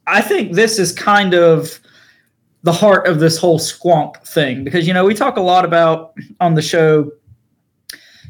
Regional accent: eastern North Carolina, United States; we're from North Carolina

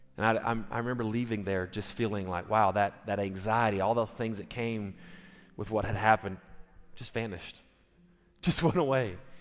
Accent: United States; I'm an American

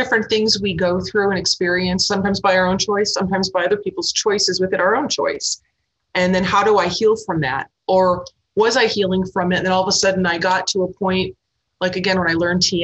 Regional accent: Milwaukee, Wisconsin, United States; moved away; also born or lived in New York / Boston / Los Angeles / Iowa; I grew up in the Midwest, and Milwaukee, which is a pretty big decent-sized city

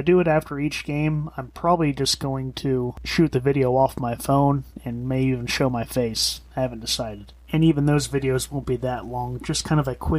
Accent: Florida, United States; I am from Florida. I do live around here still.

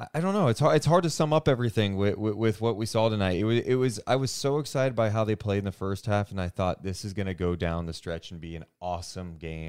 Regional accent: Sacramento, California, United States; someone who is born and raised in Sacramento

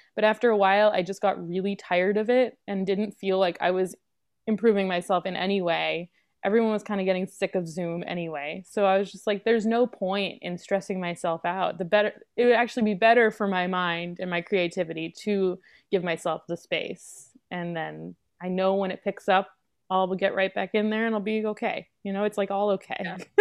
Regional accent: New York City, New York, United States; I'm from New York City. I grew up in Lower Manhattan

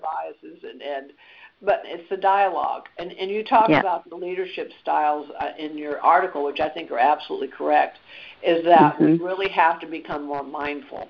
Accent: Washington, District of Columbia, United States; also born or lived in the South (US); I grew up in Washington, D.C., but I was born in the South.

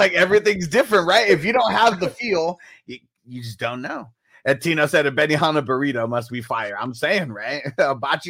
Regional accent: Midwest, United States; I'm from the Midwest

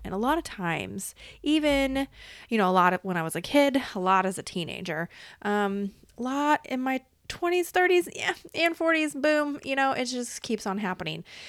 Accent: Iowa, United States; I was born in Iowa, okay? I popped out in Iowa in this reality

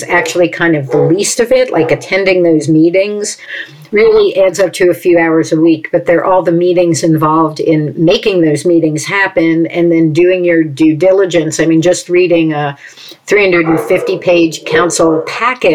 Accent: New York City, New York, United States; moved away as an adult; now in Princeton, United States; I grew up in New York City and, you know, lived there my entire childhood on the Upper West Side of Manhattan.

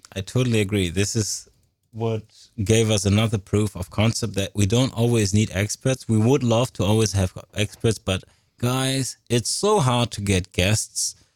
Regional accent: Paris, Île-de-France, France; I was born in Paris, France, and was a Catholic

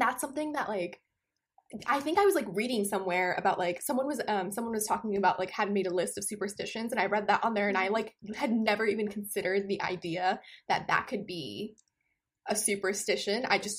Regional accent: Amritsar, Punjab, India; moved away; as someone who grew up in India

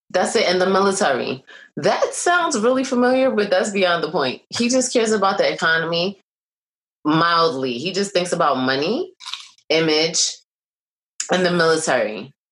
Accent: Brooklyn, New York, United States; from Brooklyn, and I'm from Brooklyn.

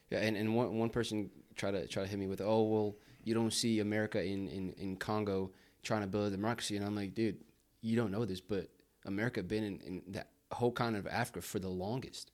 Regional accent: Brazil; now in United States; I was born in the States and I grew up in Brazil.

